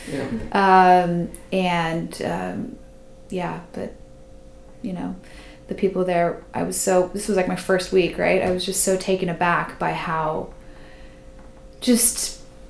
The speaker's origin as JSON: {"language": "English", "country": "United States", "said": "I'm American"}